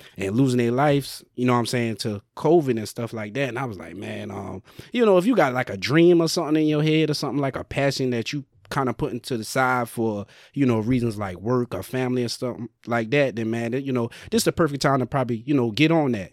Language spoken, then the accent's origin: English; Sumter, South Carolina, United States; moved away; back home in Sumter, South Carolina